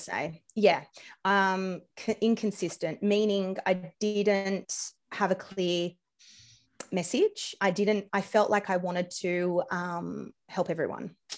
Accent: Australia; accent: Australian; my accent, I'm Australian

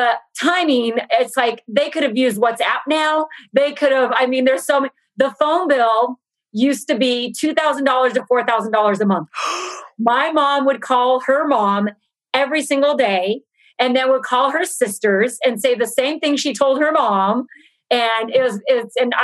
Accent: Temple City, California, United States; first language Portuguese; also born or lived in São Paulo, Brazil / San Francisco; we grew up in Temple City

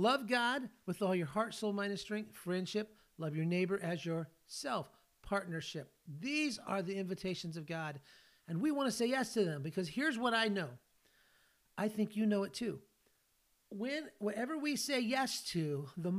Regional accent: California, United States; moved away as an adult; now in Tennessee, United States; I live in Tennessee, but I grew up in California

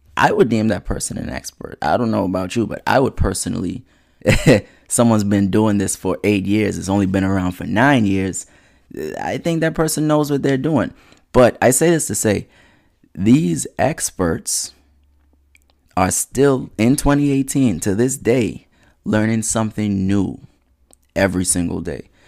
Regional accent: Nassau, New Providence, Bahamas; now in United States; Bahamas born, bred, and cadet.

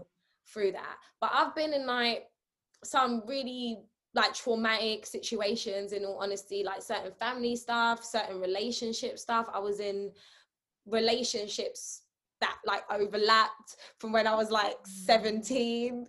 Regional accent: New York City, New York, United States; now in London, United Kingdom; growing up in Brooklyn

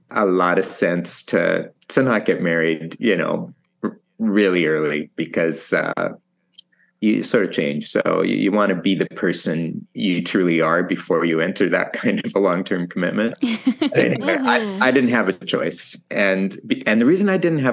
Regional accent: Saskatchewan, Canada; moved away as an adult; also born or lived in Manila, Philippines; now in Toronto, Canada; So I grew up in Saskatchewan on a farm.

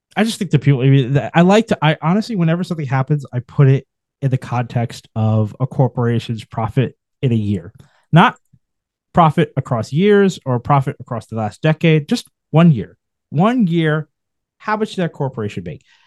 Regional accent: New York, United States; as a New Yorker

